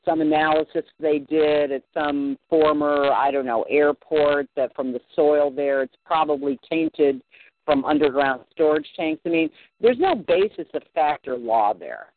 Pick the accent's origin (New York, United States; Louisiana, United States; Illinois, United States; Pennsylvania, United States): Illinois, United States; Barrington; I was out in Barrington, is where I'm from